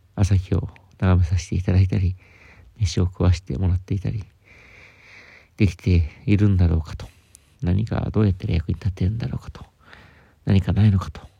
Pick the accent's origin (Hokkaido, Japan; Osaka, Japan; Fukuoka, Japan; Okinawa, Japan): Hokkaido, Japan; Sapporo; moved away; also born or lived in Tokyo; 僕は札幌出身